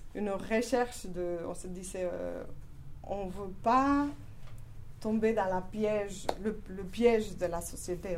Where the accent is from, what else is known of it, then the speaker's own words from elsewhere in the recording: Spain; French is a second language; moved away as an adult; Je suis espagnole